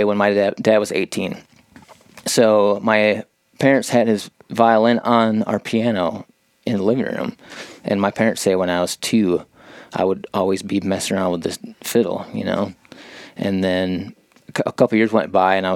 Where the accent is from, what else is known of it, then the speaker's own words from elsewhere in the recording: Wisconsin, United States; I grew up in Wisconsin on a dairy farm